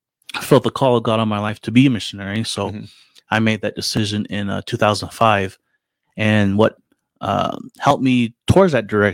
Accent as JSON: {"language": "English", "town": "Owensboro", "region": "Kentucky", "country": "United States", "tie": "born or raised there", "also_born_or_lived": "San Francisco, California / Philippines", "moved": "as an adult", "said": "So I was born in San Francisco, and then we moved to Kentucky, Western Kentucky in Owensboro. So that's where I was pretty much raised and grew up for most of my life."}